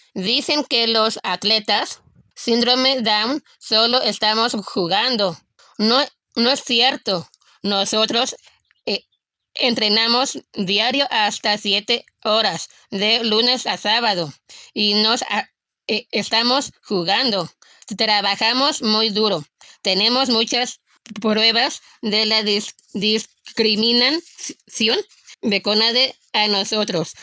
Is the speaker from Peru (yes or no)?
no; Mexico; Yo soy muy orgullosa de ser mexicana